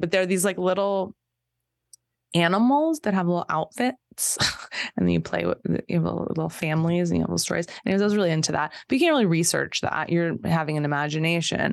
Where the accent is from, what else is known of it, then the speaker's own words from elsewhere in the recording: Torrance, California, United States; I'm from Torrance